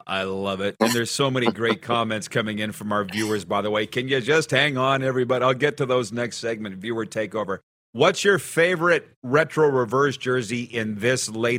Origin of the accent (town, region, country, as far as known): Regina area farm, Saskatchewan, Canada; born or raised there